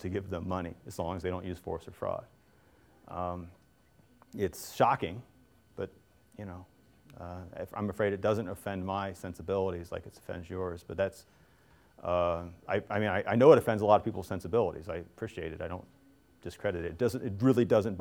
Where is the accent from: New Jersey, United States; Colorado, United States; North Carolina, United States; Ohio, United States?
Ohio, United States; Cincinnati; I grew up in Cincinnati